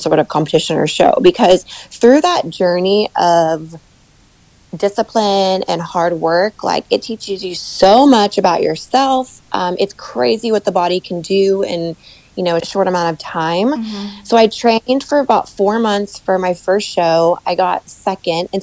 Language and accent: English; Midwest, United States; I'm a Midwest girl. I grew up in the States, in the Midwest